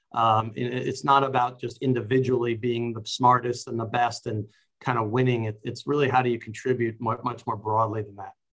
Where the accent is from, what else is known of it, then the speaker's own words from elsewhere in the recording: New York City, New York, United States; I grew up in New York City